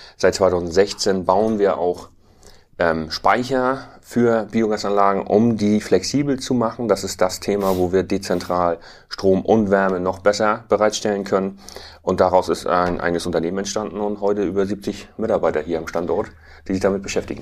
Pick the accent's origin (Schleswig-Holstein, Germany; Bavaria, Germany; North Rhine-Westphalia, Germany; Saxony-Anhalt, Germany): Schleswig-Holstein, Germany; Tüttendorf; Ich bin ähm, landwirtschaftlicher Unternehmer hier in Düttendorf, habe 2006 in sechster Generation den Betrieb meines Vaters übernommen